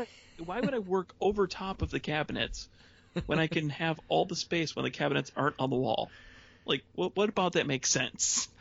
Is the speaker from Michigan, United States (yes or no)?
yes; Lincoln Park, Michigan, United States; moved away as an adult; now in Traverse City, United States; I grew up in the Detroit area.